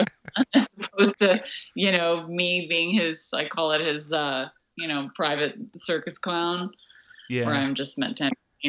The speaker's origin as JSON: {"language": "English", "region": "Hawaii", "country": "United States", "tie": "born or raised there", "also_born_or_lived": "White Rock, Canada", "said": "But I was born in White Rock, and we were there, I think, for a month. And then we moved to Hawaii because my grandparents managed a really tiny inn in West Maui."}